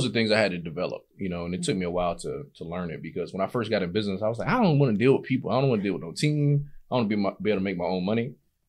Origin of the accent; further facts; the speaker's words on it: Fort Lauderdale, Florida, United States; now in Atlanta, United States; I'm from Fort Lauderdale, but I've been in Atlanta.